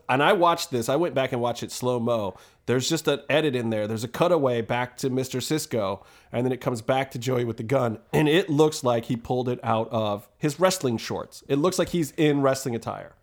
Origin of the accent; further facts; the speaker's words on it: Cleveland, Ohio, United States; I'm from Cleveland